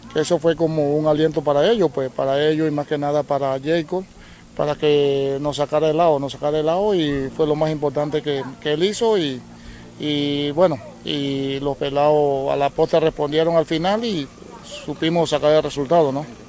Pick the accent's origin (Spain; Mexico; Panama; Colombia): Panama; Capellanía, Coclé; de mi tierra Capellanía